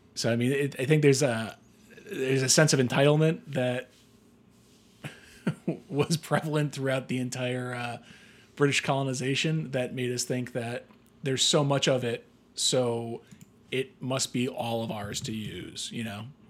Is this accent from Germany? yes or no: no; United States; we, as Americans